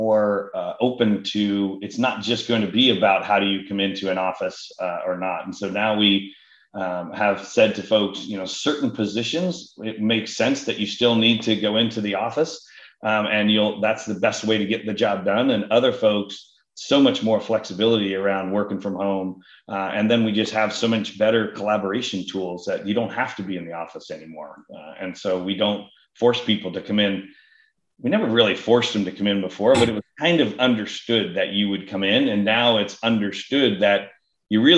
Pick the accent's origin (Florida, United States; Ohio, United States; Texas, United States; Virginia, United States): Ohio, United States; Columbus; moved away as an adult; also born or lived in Cincinnati / Atlanta / Dallas / Boston; now in San Francisco area, United States; I grew up in Columbus and my family all has been based there and lived there and with the whole time